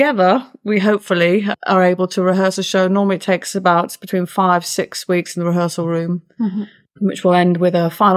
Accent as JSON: {"language": "English", "town": "Ilkley", "region": "Yorkshire and the Humber", "country": "United Kingdom", "tie": "born or raised there", "also_born_or_lived": "London", "moved": "as an adult", "said": "Ilkley Playhouse, which is where I grew up in Ilkley."}